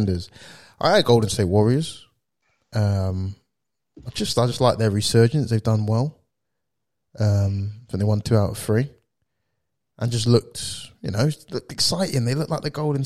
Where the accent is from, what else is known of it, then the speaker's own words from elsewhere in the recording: United Kingdom; we are British